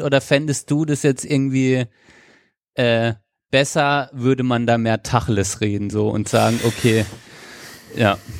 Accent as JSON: {"language": "German", "country": "Germany", "said": "bei uns in Deutschland"}